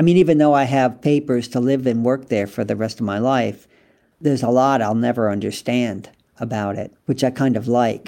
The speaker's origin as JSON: {"language": "English", "country": "United States", "also_born_or_lived": "France / England", "moved": "as an adult", "said": "I was American"}